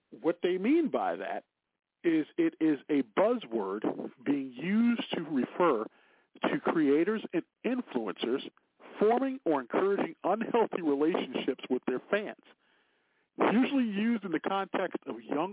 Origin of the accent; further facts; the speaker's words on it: Chicago, Illinois, United States; I grew up near the Jay's potato chip factory here in Chicago